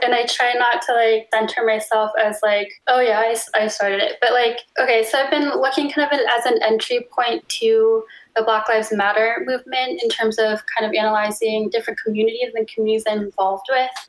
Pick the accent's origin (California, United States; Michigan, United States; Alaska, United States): California, United States; Berkeley; now in Oakland, United States; I go by she, her pronouns. I am originally from Berkeley and now live in Oakland.